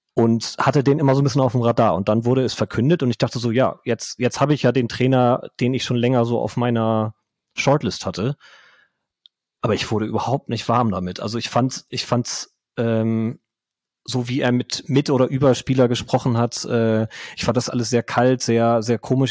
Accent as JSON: {"language": "German", "region": "Bremen", "country": "Germany", "tie": "born or raised there", "also_born_or_lived": "Hamburg / Lower Saxony", "moved": "as an adult", "lives_now": "Groningen, Netherlands"}